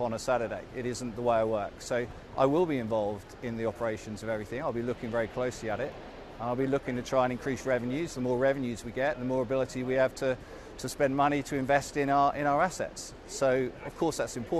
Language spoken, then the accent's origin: English; Lowestoft, East of England, United Kingdom; I come from Lowestoft